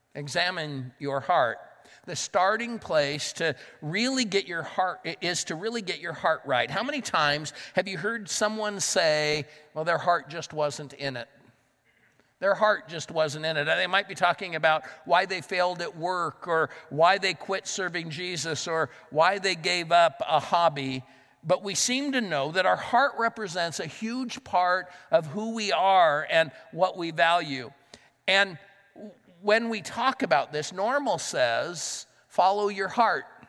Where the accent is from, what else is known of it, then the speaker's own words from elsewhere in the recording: Southern California, United States; moved away as an adult; now in Pittsburgh, United States; I grew up in Southern California, but I lived in Northern California for a number of years